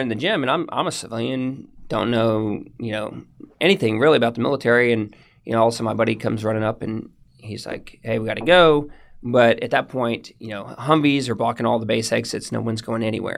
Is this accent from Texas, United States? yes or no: yes; The Woodlands, Texas, United States; I grew up in the woodlands, um, in a little bit north of Houston. Um, lived there for eighteen years